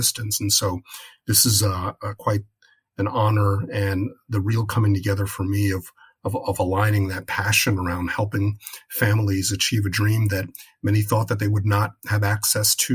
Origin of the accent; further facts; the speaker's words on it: Englewood, New Jersey, United States; now in Seattle, United States; I hail from Englewood, New Jersey, back east, where I grew up in a family of jazz musicians